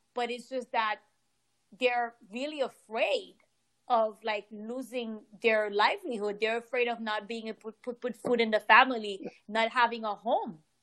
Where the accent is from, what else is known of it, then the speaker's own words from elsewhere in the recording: Haiti; I'm from Haiti.